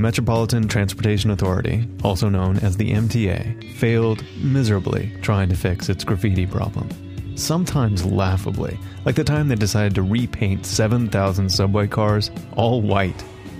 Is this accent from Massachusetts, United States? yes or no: no; Ohio, United States; I grew up mainly in Ohio